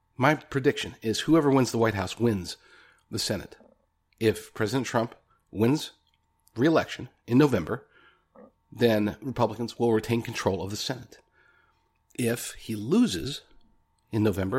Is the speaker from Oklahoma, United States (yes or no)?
yes; Oklahoma, United States; now in California, United States; a fellow Okie, just like me. I'm in California now, but I am, I'm from Oklahoma